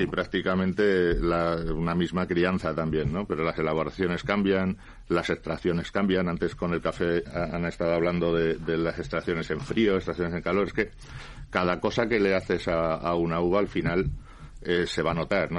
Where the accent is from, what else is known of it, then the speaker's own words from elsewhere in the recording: Laguardia, Basque Country, Spain; en mi pueblo